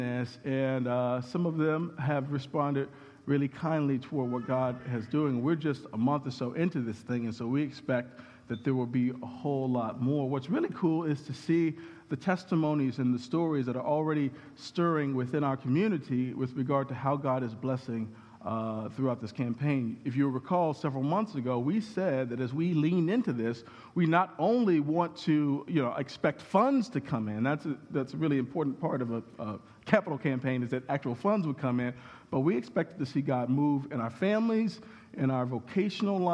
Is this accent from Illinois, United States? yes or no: yes; Chicago, Illinois, United States; I grew up in Chicago